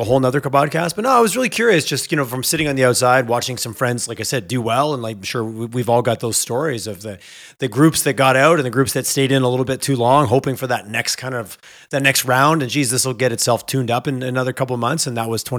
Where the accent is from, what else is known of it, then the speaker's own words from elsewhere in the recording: Montreal, Quebec, Canada; I grew up in Montreal